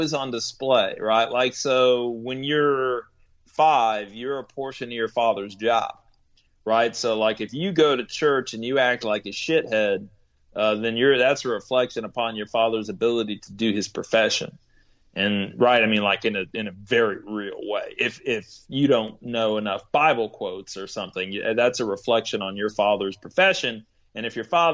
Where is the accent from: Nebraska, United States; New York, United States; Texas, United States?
Texas, United States; Corpus Christi; now in Indiana, United States; I grew up in Corpus Christi, Texas